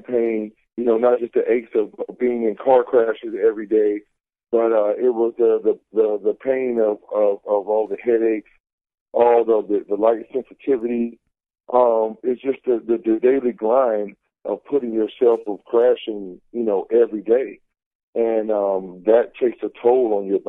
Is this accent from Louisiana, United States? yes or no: no; Florida, United States; And I'm from Florida, so, I'm a Southern boy and we're bred on football